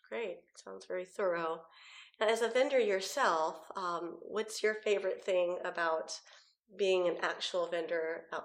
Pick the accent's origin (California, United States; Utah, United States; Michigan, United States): California, United States; San Jose; also born or lived in Washington peninsula; now in Washington, United States; I'm from San Jose, Campbell, California